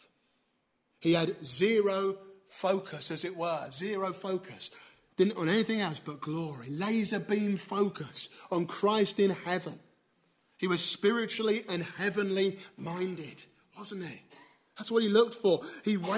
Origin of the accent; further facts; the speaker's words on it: near Canterbury, South East England, United Kingdom; near where I grew up in Canterbury